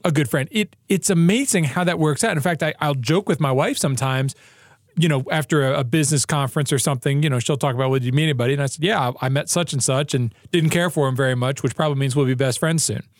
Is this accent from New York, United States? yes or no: yes; New York, United States; I'm also from New York